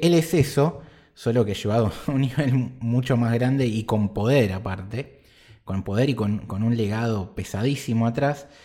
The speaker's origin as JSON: {"language": "Spanish", "country": "Argentina", "said": "nosotros como argentinos"}